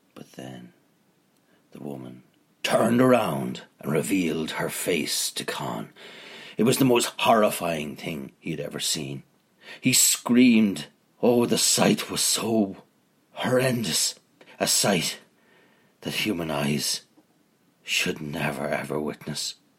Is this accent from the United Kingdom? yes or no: yes; Northern Ireland, United Kingdom